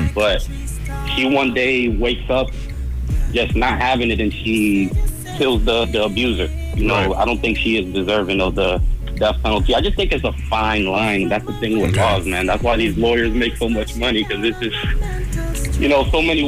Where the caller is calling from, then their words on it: Boston, Massachusetts, United States; I'm calling from Boston.